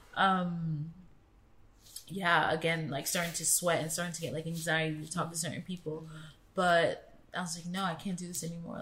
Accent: Florida, United States; moved away as an adult; also born or lived in Queens, New York; now in London, United Kingdom; I lived with my mom and my sister mm. down south in Florida um, from the age of seven. So I grew up in the suburbs

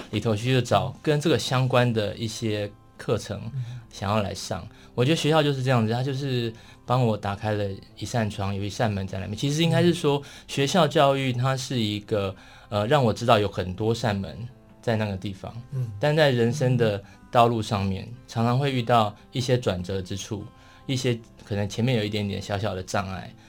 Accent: Taipei, Taiwan; also born or lived in Taitung; 我算台东出生的， 对对对， 然后在台北长大。

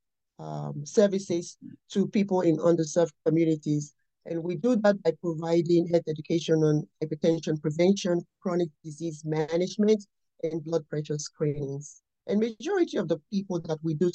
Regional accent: Nigeria; moved away as an adult; now in United States; I was raised and born in Nigeria. I came to this country when I was in my early 20s, and I've been in the United States for more than 30 years now.

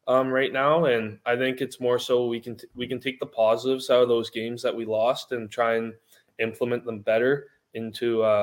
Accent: Canada; I grew up in Canada

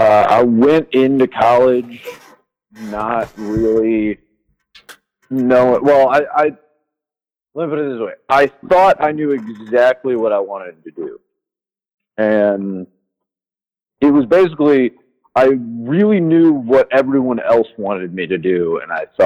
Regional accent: Tennessee, United States; like I said, I'm from Tennessee, so definitely grew up around a lot of country music, never really got into it.

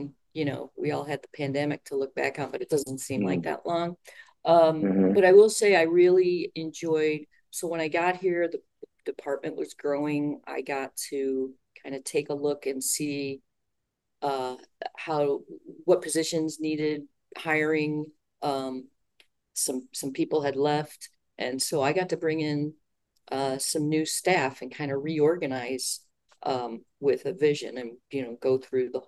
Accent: Midwest, United States; moved away as an adult; also born or lived in Arizona / Illinois / Bakersfield, California; I grew up in the Midwest.

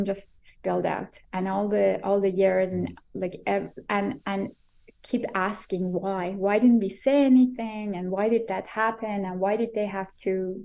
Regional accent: Iran; now in Vancouver, Canada; growing up in Iran

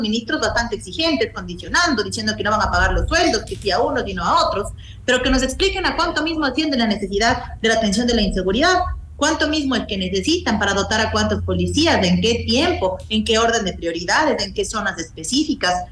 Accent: Mejía Canton, Pichincha, Ecuador; estuve en el Cantón Mejía, que es de donde yo soy

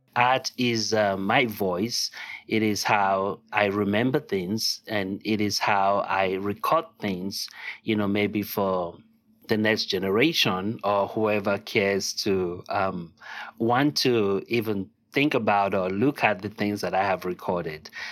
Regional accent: Lagos, Nigeria; first language Yoruba; English is a second language; now in United States; I was born and raised in Lagos, Nigeria

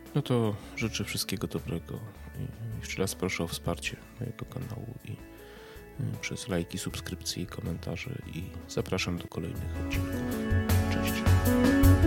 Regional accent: Poland; jestem Polakiem i cieszę się, że jestem Polakiem i cieszę się, że nie urodziłem się w Niemczech, we Francji, w Anglii czy w Stanach Zjednoczonych, tylko tutaj

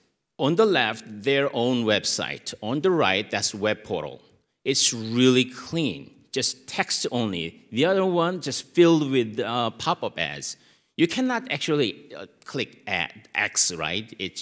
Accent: South Korea; English is a second language; I'm from South Korea.

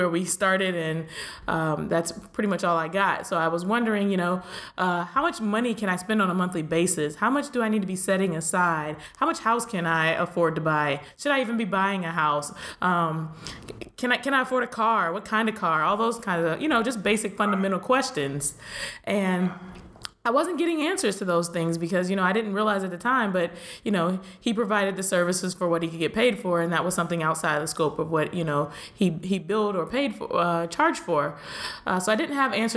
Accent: Pennsylvania, United States; moved away as an adult; also born or lived in Miami; I'm from Pennsylvania.

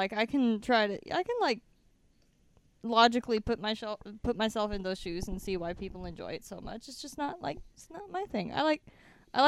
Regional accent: Nebraska, United States; growing up in Nebraska

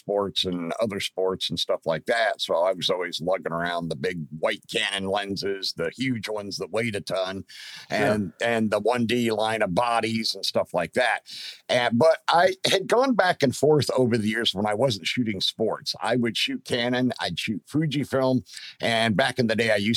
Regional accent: Pennsylvania, United States; moved away; my home state of Pennsylvania

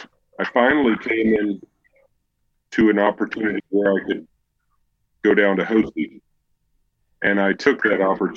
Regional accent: Illinois, United States; now in Arkansas, United States; I'm from Illinois originally. I was a landscaper for years, and now I own a real estate company.

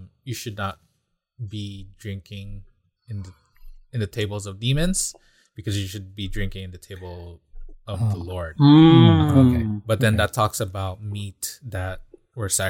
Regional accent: Philippines; moved away; I grew up in the Philippines, and there's practically no trick-or-treating there.

